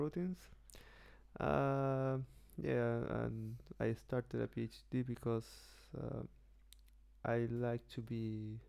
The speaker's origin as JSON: {"language": "English", "country": "Chile", "second_language": "English", "moved": "as an adult", "lives_now": "London, United Kingdom", "said": "a PhD student at UCL University here in London. I come from Chile."}